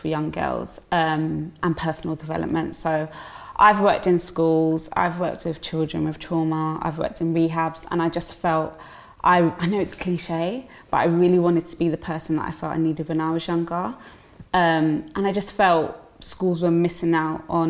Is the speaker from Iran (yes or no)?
no; London, United Kingdom; also born or lived in Dulwich; I'm from South London, born and bred in Peckham.